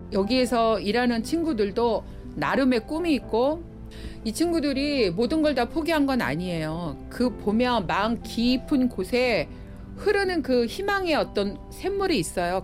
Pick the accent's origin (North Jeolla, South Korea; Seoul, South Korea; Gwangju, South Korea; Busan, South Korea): Seoul, South Korea; 여기가 그러니까 구주소로 하월곡동 88번지예요. 미아리 성매매 집창촌 이 지역. 저는 여기가 원래 고향이에요